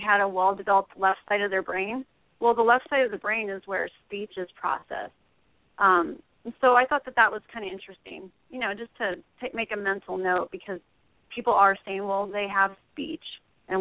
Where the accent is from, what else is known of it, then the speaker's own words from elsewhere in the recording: Oregon, United States; I'm actually from Oregon.